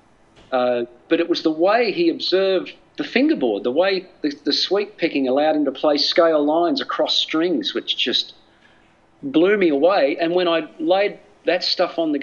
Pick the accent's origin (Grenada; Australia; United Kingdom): Australia; moved away; also born or lived in United States; I'm an Australian. All my family are here